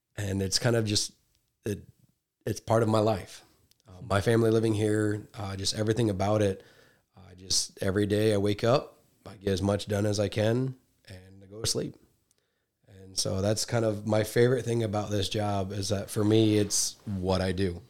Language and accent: English; Iowa Falls, Iowa, United States; I'm from Iowa